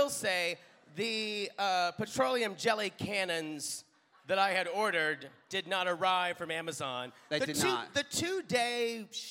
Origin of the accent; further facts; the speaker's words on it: Pickens, South Carolina, United States; My hometown, but it's not really because no one knows where Pickens is.